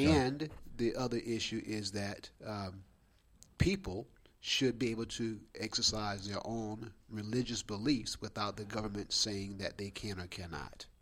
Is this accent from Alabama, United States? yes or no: yes; Alabama, United States; born or raised there